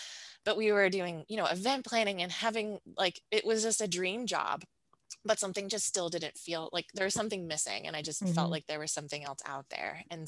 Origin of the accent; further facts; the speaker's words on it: Buffalo, New York, United States; moved away as an adult; also born or lived in Ohio; I grew up outside of Buffalo, New York in a rural suburb, and then headed out to undergrad at Denison University, which is right outside of Columbus, Ohio.